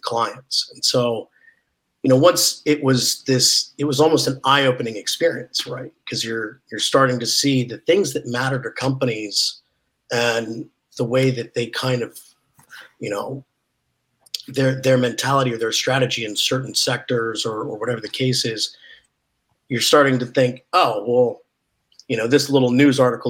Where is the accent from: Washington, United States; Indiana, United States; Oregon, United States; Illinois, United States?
Oregon, United States; moved away; I grew up in Oregon